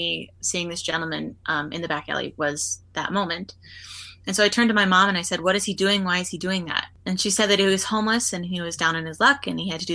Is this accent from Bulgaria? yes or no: no; Winnipeg, Manitoba, Canada; I was born in Winnipeg, and I grew up in Winnipeg